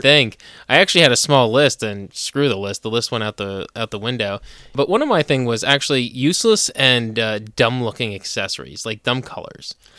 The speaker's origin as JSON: {"language": "English", "region": "New Jersey", "country": "United States", "tie": "born or raised there", "moved": "as an adult", "lives_now": "Pennsylvania, United States", "said": "I'm from New Jersey. I, I was born and raised in New Jersey"}